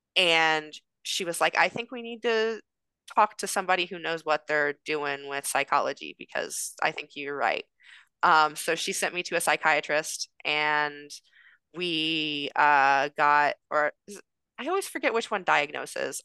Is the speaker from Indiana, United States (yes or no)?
yes; Indiana, United States; moved away as an adult; now in California, United States; I'm from Indiana.